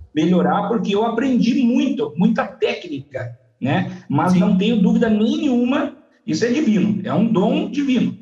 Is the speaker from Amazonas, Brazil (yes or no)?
no; Pato Branco, Paraná, Brazil; also born or lived in Salgado Filho, Paraná; now in Coronel Vivida, Brazil; me mudei muito cedo pra Pato Branco